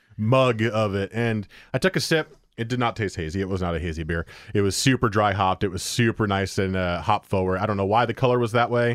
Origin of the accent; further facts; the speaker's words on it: New Jersey, United States; moved away; the great state of New Jersey, my home state